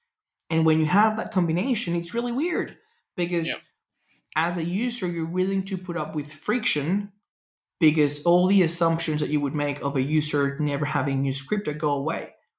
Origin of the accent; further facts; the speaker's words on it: Venezuela; And it's funny because I tell people I grew up driving in Venezuela. I can drive anywhere in the world.